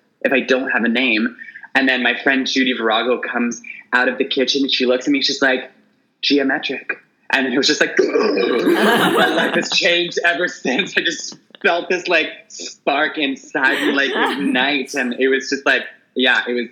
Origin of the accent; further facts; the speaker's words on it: Toronto, Ontario, Canada; moved away as an adult; also born or lived in Montreal; now in Vancouver, Canada; So I was born and raised in Toronto. I lived in Montreal for a year. I'm now in Vancouver